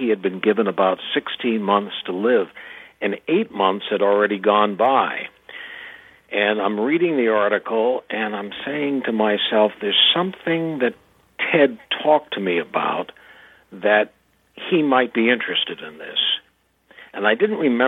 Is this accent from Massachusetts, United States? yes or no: yes; Boston, Massachusetts, United States; moved away; My hometown paper was the Boston Globe. I grew up in the Boston area